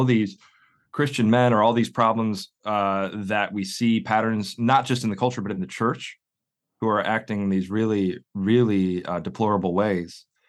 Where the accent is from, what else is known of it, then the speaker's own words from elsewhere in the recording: northwest suburbs of Chicago, Illinois, United States; moved away as an adult; now in Oxford, United Kingdom; I'm originally from the northwest suburbs of Chicago